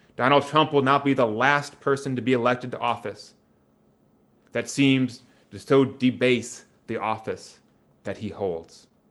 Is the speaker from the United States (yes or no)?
yes; Wisconsin, United States; my hometown in Wisconsin